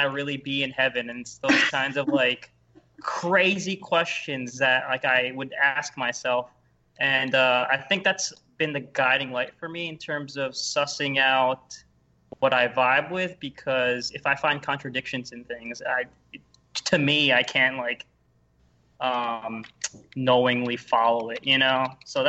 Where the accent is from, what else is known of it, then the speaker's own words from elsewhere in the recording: Philippines; Yeah, I mean, I'm Filipino, so, like, my parents are super hardcore Catholic